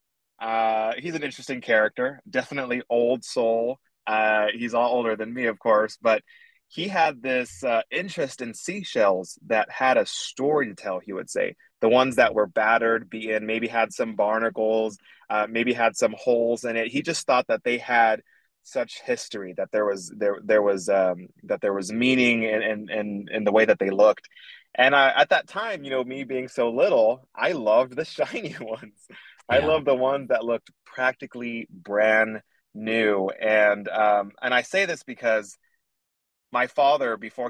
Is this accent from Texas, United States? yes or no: yes; Corpus Christi, Texas, United States; also born or lived in Houston, Texas; I was born and raised in Corpus Christi, Texas. I moved to Houston in the fifth grade, and I moved back to Corpus at the end of 10th grade.